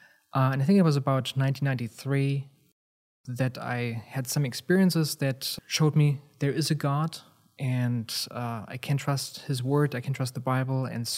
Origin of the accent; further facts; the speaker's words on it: Germany; where I'm from Germany, in the early 1990s, there were a number of things that kind of happened